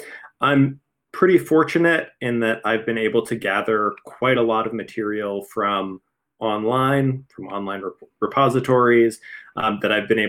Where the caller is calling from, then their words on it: Philadelphia, Pennsylvania, United States; I'm calling from Philadelphia, Pennsylvania.